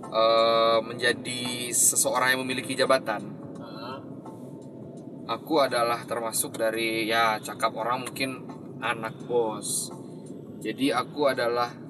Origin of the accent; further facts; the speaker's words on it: West Sumatra, Indonesia; Emang dari dari kecil di di Solo Selatan sih dulu waktu zaman kecil di hutan sawit